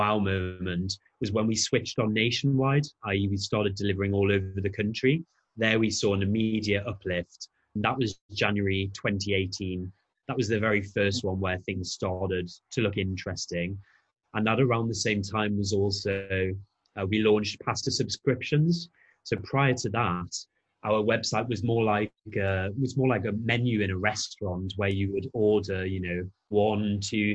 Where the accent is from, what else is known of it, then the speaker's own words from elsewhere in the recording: Newcastle upon Tyne, North East England, United Kingdom; I'm a Geordie